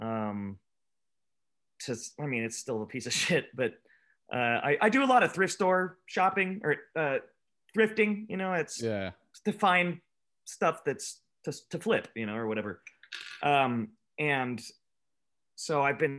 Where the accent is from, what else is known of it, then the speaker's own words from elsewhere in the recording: Escondido, California, United States; I grew up in Escondido